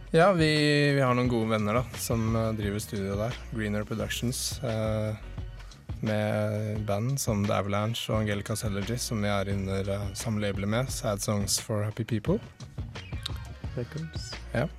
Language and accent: Norwegian; Oslo, Norway; Vi kommer fra Oslo.